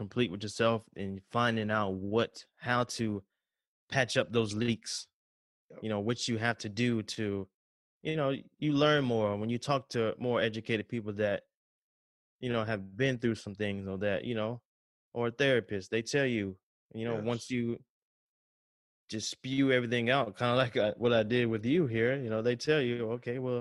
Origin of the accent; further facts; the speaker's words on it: the South, United States; I got a little accent. I'm from the South